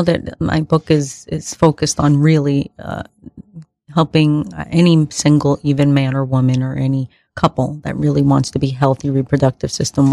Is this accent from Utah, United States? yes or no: no; New York City, New York, United States; born in the Bronx, first generation, born here of Dominican parents